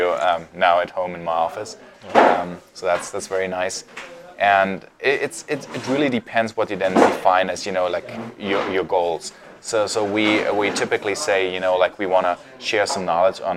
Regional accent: Munich, Bavaria, Germany; moved away as an adult; now in Vienna, Austria; Originally, I'm from Germany, from Munich

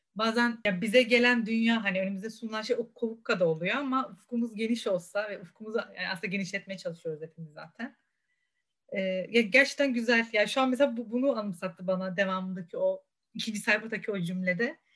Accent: Rize Province, Turkey; Rize'de doğup büyüdüm

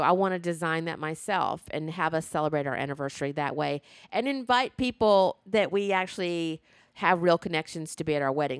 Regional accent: the South, United States; growing up in the South

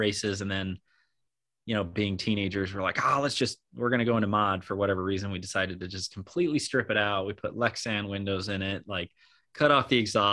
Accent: Colorado Springs, Colorado, United States; I grew up in Colorado Springs

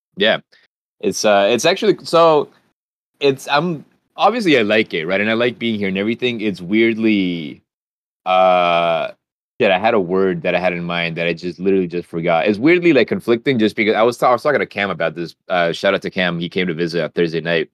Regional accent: Honduras; moved away; I was from Honduras

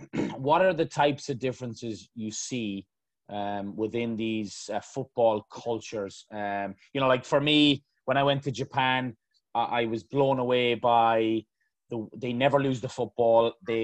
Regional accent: Ireland; moved away; growing up in Ireland.

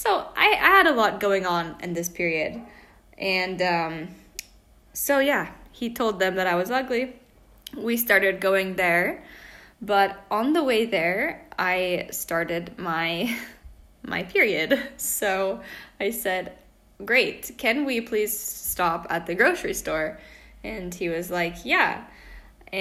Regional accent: Washington, United States; moved away as an adult; also born or lived in Spain; now in Italy; I'm from Washington State, but currently I live in Italy

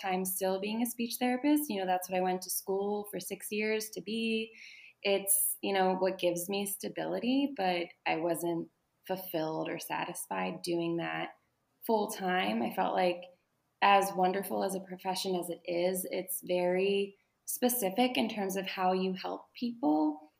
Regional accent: Pittsburgh, Pennsylvania, United States; now in Baltimore, United States; I'm from Pittsburgh. I live in Baltimore, Maryland.

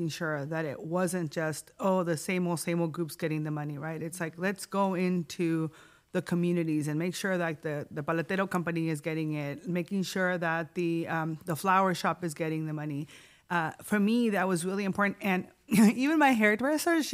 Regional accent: Tijuana, Baja California, Mexico; also born or lived in San Diego County; now in San Diego, United States; born and raised in Tijuana, immigrant, right? Very proud to be binational, fronteriza

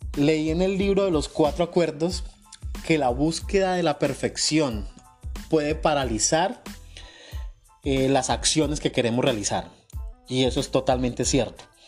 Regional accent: Colombia; now in New York, United States; Soy un colombiano

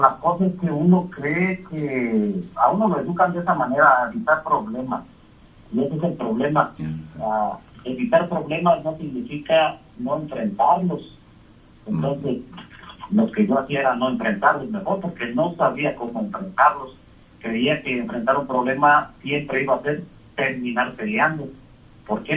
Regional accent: Mexico; nosotros como latinos, mexicanos, como soy yo

